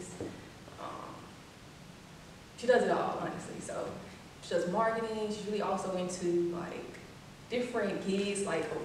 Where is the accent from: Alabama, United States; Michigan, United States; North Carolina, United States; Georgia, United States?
Alabama, United States; Birmingham; I'm from Birmingham, Alabama